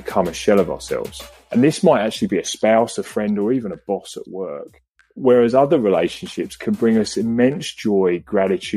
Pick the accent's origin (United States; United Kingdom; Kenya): United Kingdom; England; moved away as an adult; now in Australia; I was born and raised in England